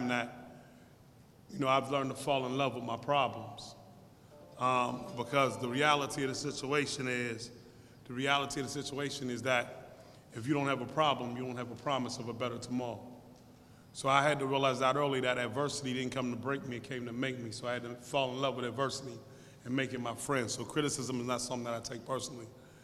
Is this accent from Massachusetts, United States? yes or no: no; Pittsburgh, Pennsylvania, United States; I come from Larmer, East Liberty, Larmer area. I was right on Larmer in Broad Street